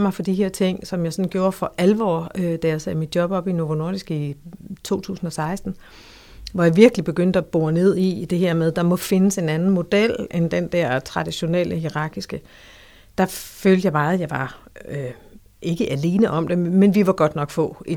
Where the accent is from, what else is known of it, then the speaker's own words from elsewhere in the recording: Funen, Southern Denmark, Denmark; Jeg øh, er født og opvokset på Fyn.